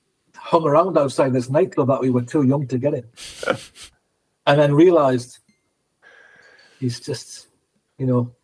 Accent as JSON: {"language": "English", "town": "Newcastle upon Tyne", "region": "North East England", "country": "United Kingdom", "tie": "born or raised there", "said": "You know, the tour manager was from my hometown anyway, Colin Hart."}